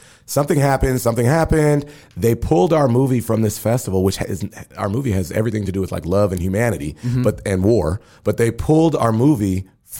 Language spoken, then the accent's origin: English; Omaha, Nebraska, United States; born or raised there; now in New York, United States